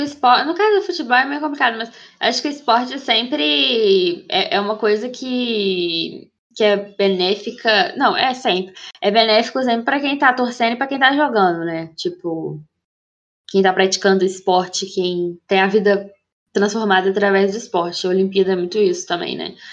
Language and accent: Portuguese; Brazil